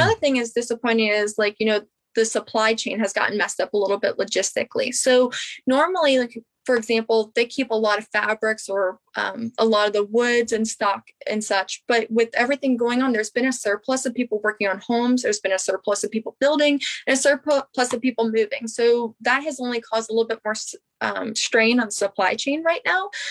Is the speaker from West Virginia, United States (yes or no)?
yes; Harpers Ferry, West Virginia, United States; now in Morgantown, United States; I'm from Harper's Ferry, West Virginia. I'm born and raised in West Virginia.